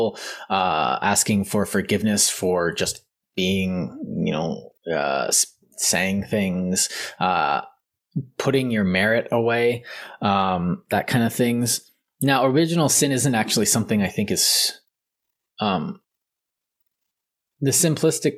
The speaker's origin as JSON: {"language": "English", "country": "Canada", "said": "I'm Canadian"}